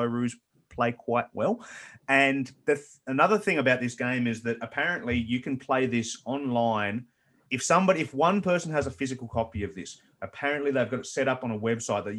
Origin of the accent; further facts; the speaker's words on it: Tasmania, Australia; we're from this other little country called Tasmania